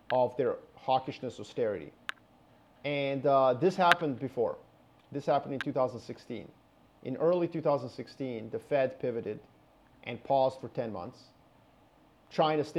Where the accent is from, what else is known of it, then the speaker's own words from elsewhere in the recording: Canada; I'm Canadian